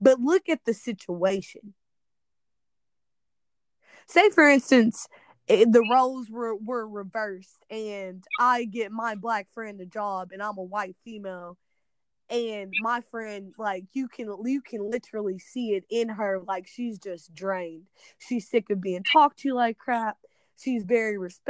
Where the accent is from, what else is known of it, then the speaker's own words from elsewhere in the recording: Missouri, United States; moved away; I come from a predominantly black town